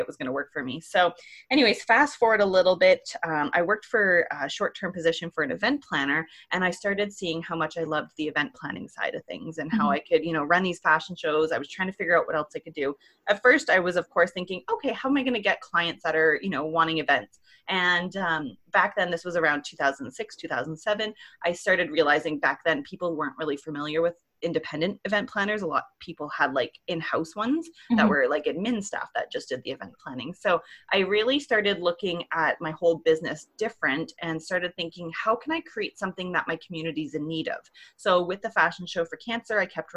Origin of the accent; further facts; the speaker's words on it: Ontario, Canada; moved away as an adult; also born or lived in Alberta; I'm originally from Ontario here in Canada.